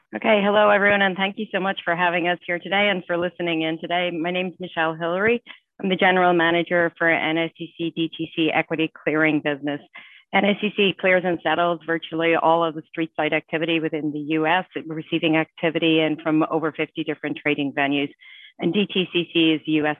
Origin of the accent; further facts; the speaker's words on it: Ireland; moved away as an adult; I grew up in Ireland and I came over here after college.